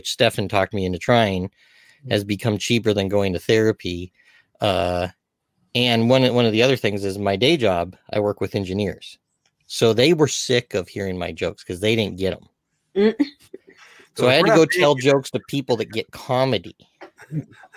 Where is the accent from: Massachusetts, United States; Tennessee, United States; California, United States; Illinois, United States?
California, United States; Walnut; I grew up in Walnut, California